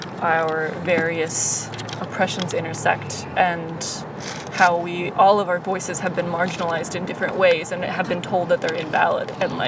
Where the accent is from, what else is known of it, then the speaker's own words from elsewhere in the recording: United States; American history in particular, because I am American